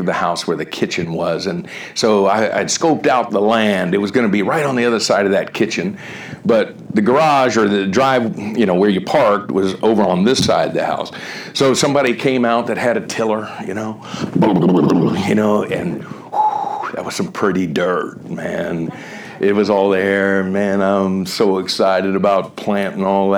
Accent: Miami, Florida, United States; moved away as an adult; also born or lived in Southern California / Ohio; I grew up in Miami

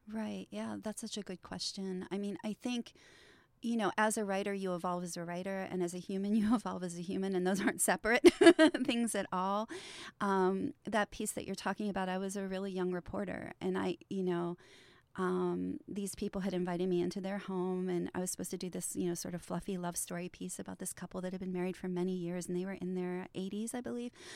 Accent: Trafford, Pennsylvania, United States; my hometown of Trafford, which is a, a really, um, you know, it's a, it's an old mill town

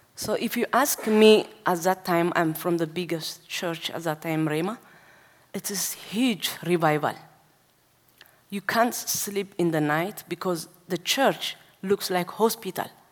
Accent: Asmara, Eritrea; now in Denmark; I was born in Asmara, which means capital city of Eritrea. So when I was eight years old, I, stand, I start to attend uh, Orthodox church

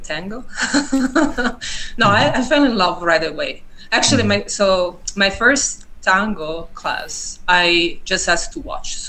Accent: Italy; moved away as an adult; now in New Mexico, United States; I'm from Italy, and I moved to the United States in 2010, actually. New Mexico, 2011.

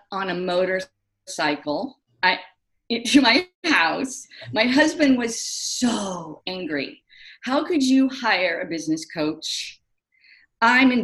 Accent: Carter Lake, Iowa, United States; now in San Francisco Bay Area, United States; I was from Carter Lake, Iowa, fish out of water, trying to fit

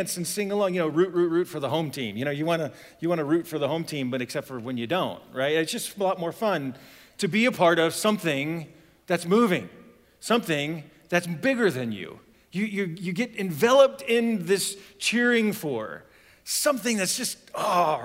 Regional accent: Ohio, United States; moved away; I'm originally from Ohio

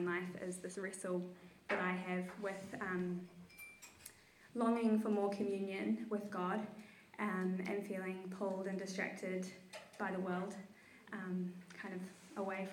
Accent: Tauranga, Bay of Plenty, New Zealand; now in Wellington, New Zealand; I was born here in Wellington and then grew up in Tauranga

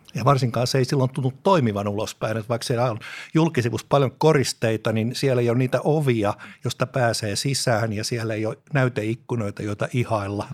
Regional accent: Espoo, Uusimaa, Finland; Lapsuuteni Tapiolassa

